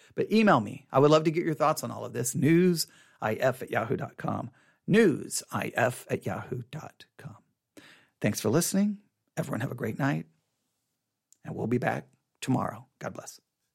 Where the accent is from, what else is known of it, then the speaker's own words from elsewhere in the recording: Texas, United States; I'm identified as an American.